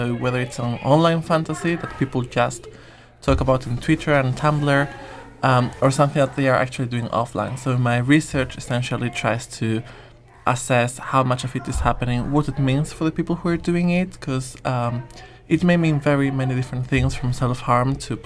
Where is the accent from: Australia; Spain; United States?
Spain; moved away as an adult; also born or lived in Nottingham; now in Manchester, United Kingdom; I'm from Spain, but did my master's in Nottingham and then decided to come here to Manchester